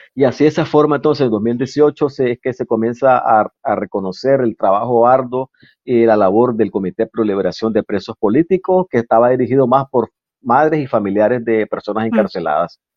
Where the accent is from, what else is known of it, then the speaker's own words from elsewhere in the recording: Nicaragua; bandera que nos diferencia como nicaragüense